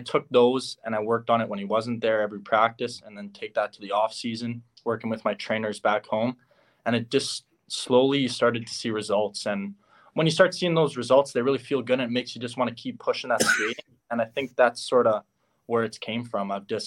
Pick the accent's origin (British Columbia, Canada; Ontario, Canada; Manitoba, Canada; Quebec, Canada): Manitoba, Canada; Winnipeg; I'm originally from Winnipeg.